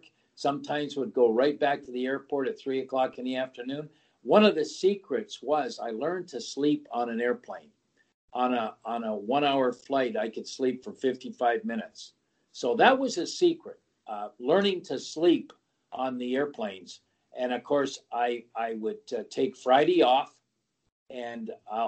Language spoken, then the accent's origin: English; Canada; being a Canadian